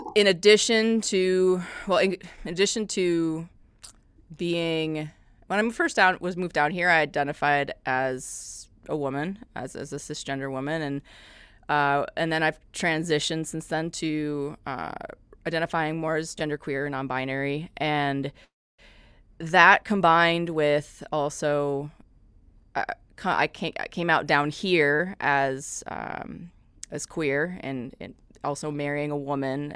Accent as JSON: {"language": "English", "region": "Midwest", "country": "United States", "also_born_or_lived": "Madison, Wisconsin", "moved": "as an adult", "lives_now": "Johnson City, United States", "said": "I'm originally from the Midwest"}